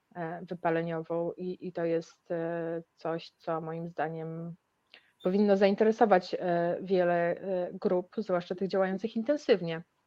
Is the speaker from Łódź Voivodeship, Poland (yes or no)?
no; Białystok, Podlaskie Voivodeship, Poland; pochodzę z Białego Stoku